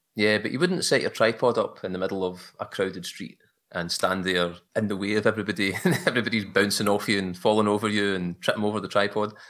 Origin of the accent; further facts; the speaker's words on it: just outside Glasgow, Scotland, United Kingdom; accent: Glaswegian; I'm from Scotland, where the sun never shines, eh, just outside Glasgow